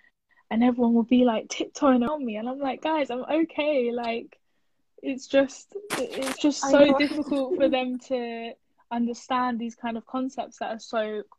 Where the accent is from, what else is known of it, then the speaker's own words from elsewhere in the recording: Turkey; English is a second language; now in United Kingdom; I grew up fasting on Ramadan, and I grew up kind of praying with my mom and my grandma when I was in Turkey.